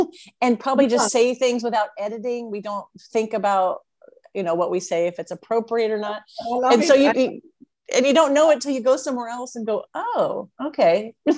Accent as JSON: {"language": "English", "country": "United States", "said": "I'm American"}